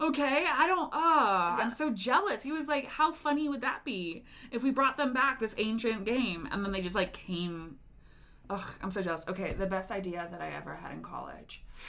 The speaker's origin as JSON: {"language": "English", "town": "Denver", "region": "Colorado", "country": "United States", "also_born_or_lived": "Chicago", "said": "I also live in Denver right now, but I am from Denver"}